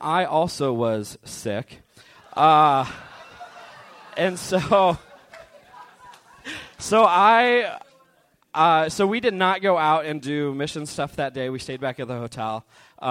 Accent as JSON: {"language": "English", "town": "Medford", "region": "Oregon", "country": "United States", "moved": "yes", "said": "I am from Medford, Oregon, which is about 8 hours south of here"}